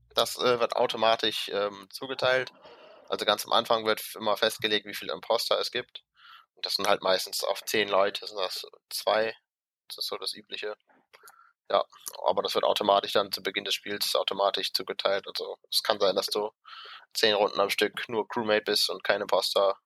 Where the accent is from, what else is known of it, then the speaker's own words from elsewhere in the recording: Mönchengladbach, North Rhine-Westphalia, Germany; wir haben ja in Rheindalen immer, äh, wo ich herkomme, montagsabends immer eine Leitungsrunde